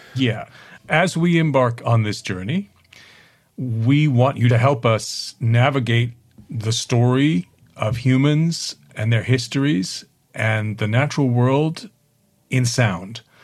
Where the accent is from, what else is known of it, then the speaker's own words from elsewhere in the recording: Stony Brook, New York, United States; now in United Kingdom; William Sidney Mount is the hometown painter of where I grew up on Long Island